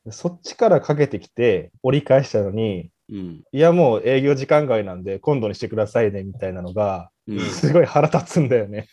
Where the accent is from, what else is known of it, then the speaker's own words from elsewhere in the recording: Misawa, Aomori, Japan; 俺、青森県三沢出身じゃん。